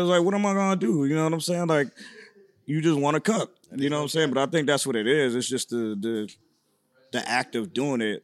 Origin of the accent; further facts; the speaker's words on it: Syracuse, New York, United States; moved away as an adult; now in Los Angeles, United States; I'm from Syracuse, New York.